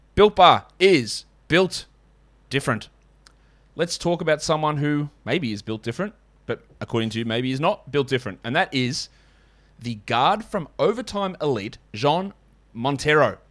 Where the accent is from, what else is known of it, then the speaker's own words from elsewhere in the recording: Australia; as an Australian